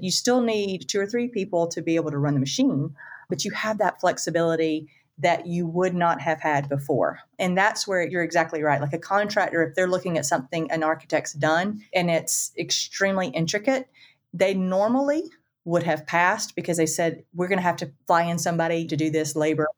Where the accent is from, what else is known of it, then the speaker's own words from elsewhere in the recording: the Panhandle of Florida, United States; I'm from the Panhandle of Florida